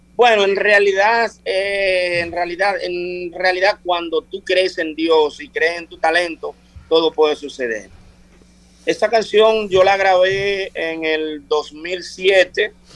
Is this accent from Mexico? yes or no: no; Vicente Noble, Barahona, Dominican Republic; moved away as an adult; also born or lived in Europe; Yo ahora mismo estoy viviendo en Vicente Noble, mi pueblo, eh, el sur de la República Dominicana